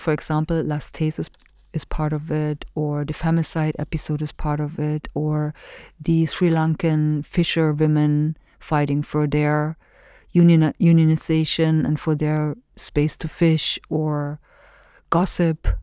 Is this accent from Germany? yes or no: yes; Germany; moved away as an adult; now in Hailuoto, Finland; where I come from, this specific weird little German country that existed for forty years